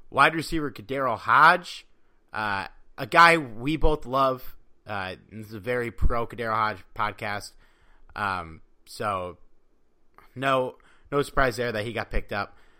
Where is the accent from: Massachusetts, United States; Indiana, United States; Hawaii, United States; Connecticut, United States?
Connecticut, United States; moved away; Not, not where I'm living now, but, uh, where I grew up over in Connecticut